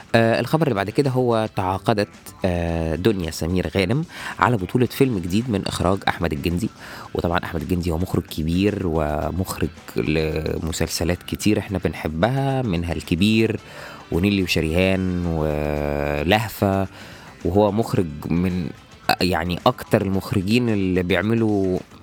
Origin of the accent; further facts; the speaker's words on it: Egypt; عندنا في مصر